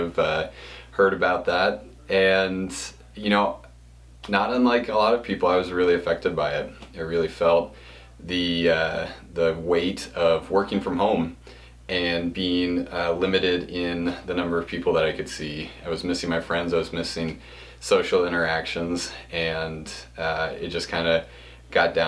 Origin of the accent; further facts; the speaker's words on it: Pennsylvania, United States; I was born in Pennsylvania